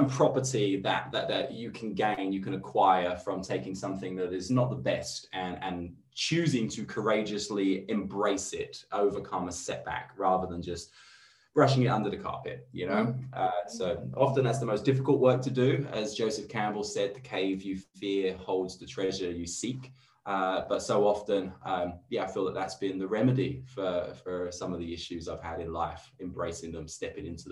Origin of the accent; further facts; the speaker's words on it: London, United Kingdom; moved away as an adult; also born or lived in Redfern, Sydney, Australia; now in Sydney, Australia; I'm from England. I'm from London. I moved here about 7 years ago. I live in Redfern now